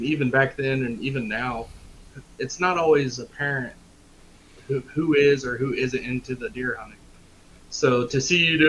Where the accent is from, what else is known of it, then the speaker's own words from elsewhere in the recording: Shelby County, Indiana, United States; I'm from Shelby County, back Brett's homeland, born and raised